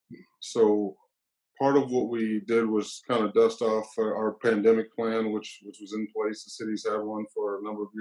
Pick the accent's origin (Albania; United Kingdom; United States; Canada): United States; New Orleans, Louisiana; now in Seattle, United States; I was born in New Orleans, Louisiana